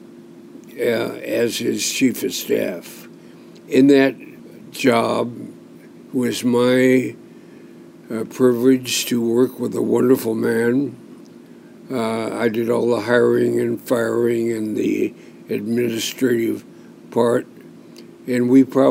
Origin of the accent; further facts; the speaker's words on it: Portland, Oregon, United States; I am a fourth-generation Oregonian. I have six generations in Oregon of my family. I was born in Portland. I went to Ainsworth Grammar School